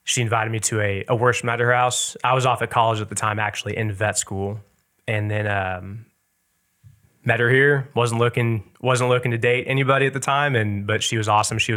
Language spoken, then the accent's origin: English; Lee's Summit, Missouri, United States; At the time, I definitely didn't realize how much we had, to mm-hmm. say the least.